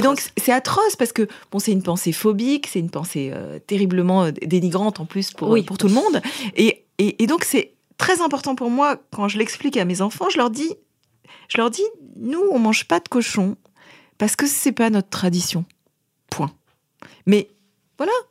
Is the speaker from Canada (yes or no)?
no; Paris, Île-de-France, France; je suis parisienne, euh, mère de famille